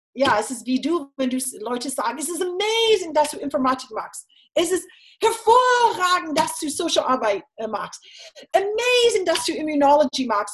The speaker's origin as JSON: {"language": "German", "region": "Florida", "country": "United States", "tie": "born or raised there", "also_born_or_lived": "Texas / Jena, Germany", "second_language": "German", "moved": "as an adult", "lives_now": "Germany", "said": "ich bin in Florida aufgewachsen mit zwei Brüdern"}